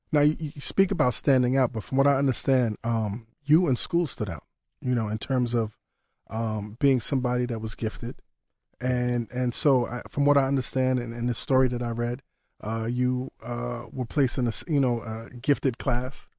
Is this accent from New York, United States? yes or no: yes; New York City, New York, United States; growing up in Brooklyn